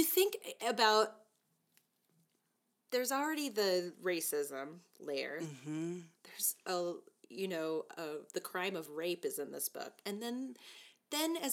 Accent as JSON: {"language": "English", "region": "Arizona", "country": "United States", "tie": "born or raised there", "said": "I grew up in Arizona"}